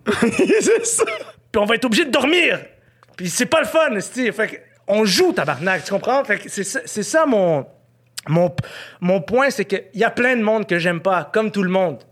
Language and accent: French; Quebec, Canada; je un Québécois, puis je suis un Canadien